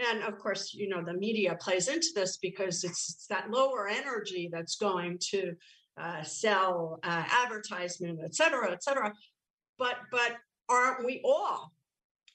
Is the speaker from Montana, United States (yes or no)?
no; New York City, New York, United States; growing up in the Bronx, and I was there 70s, 80s, drugs, alcohol, I'm Irish on top of it